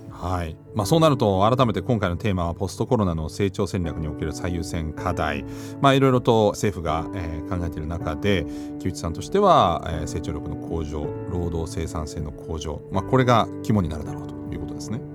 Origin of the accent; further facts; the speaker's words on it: Germany; now in Japan; 私のふるさとのドイツ